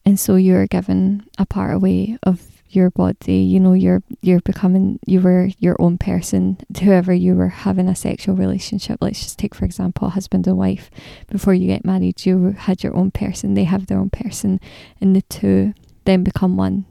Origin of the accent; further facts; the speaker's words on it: Scotland, United Kingdom; I'm Scottish